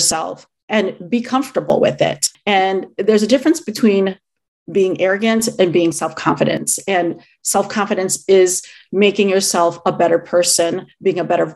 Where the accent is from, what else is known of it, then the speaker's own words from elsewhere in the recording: Chicago, Illinois, United States; I am Filipino. I was born and raised in the Chicago area